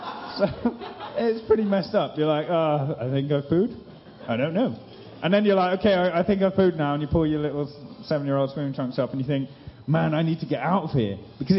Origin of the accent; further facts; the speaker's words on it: Rwanda; also born or lived in Reading, England; I was born in Reading, that you've probably never heard of. It's somewhere in England. And then, but I don't remember Reading, because at 6 months, my parents took me to live in Africa. Until I was nine, I lived in a country called Rwanda in East Africa